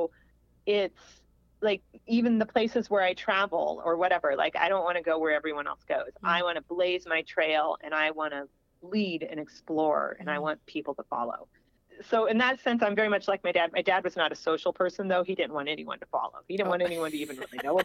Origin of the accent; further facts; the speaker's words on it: Springfield, Illinois, United States; that's where I grew up in Illinois, Springfield, Illinois